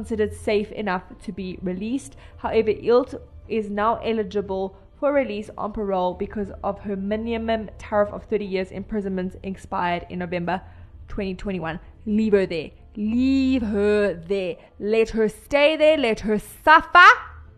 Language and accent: English; South Africa; I'm South African